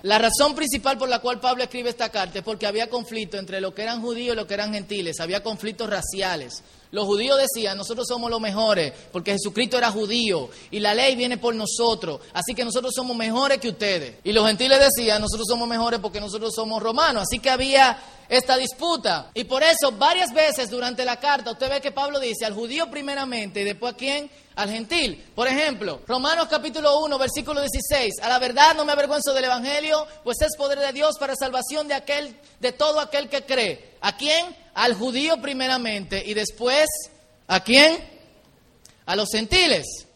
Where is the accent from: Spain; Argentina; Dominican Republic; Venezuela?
Dominican Republic; como buen dominicano